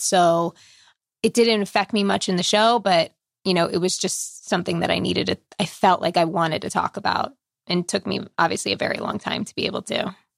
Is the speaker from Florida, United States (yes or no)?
no; Long Island, New York, United States; I grew up on Long Island